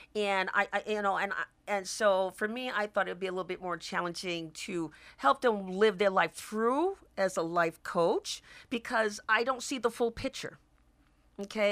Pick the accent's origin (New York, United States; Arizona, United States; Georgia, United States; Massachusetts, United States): Massachusetts, United States; Boston; moved away as an adult; now in Washington, United States; I'm originally from Boston, Massachusetts, and it brought me here to Washington